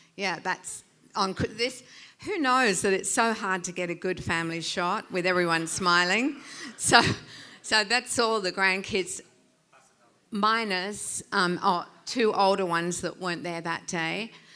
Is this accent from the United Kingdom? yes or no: yes; England, United Kingdom; moved away; I was born in England. Mum was mum and dad were English